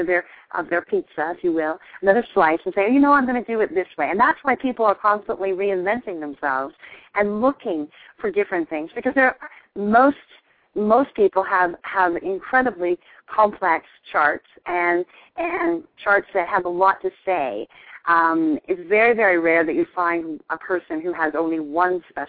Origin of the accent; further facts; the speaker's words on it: Canada; moved away as an adult; now in United States; I'm originally from Canada. And when I moved to the United States almost a decade ago now